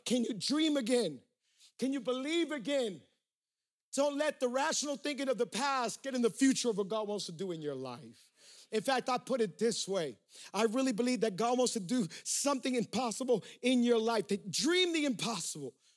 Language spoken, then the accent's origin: English; Miami, Florida, United States; We're from Miami, and Miami has a whole lot of uh, humidity